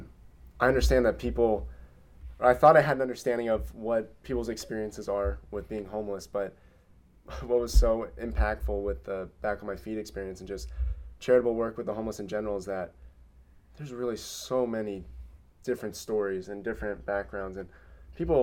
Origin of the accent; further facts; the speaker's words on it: Cincinnati, Ohio, United States; my hometown in Cincinnati